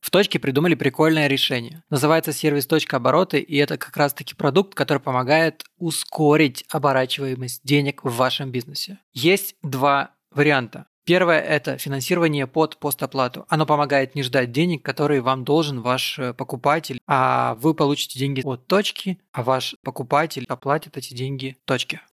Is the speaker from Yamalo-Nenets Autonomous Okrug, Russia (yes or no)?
yes; Salekhard, Yamalo-Nenets Autonomous Okrug, Russia; я человек, который вырос на севере, в Салихарде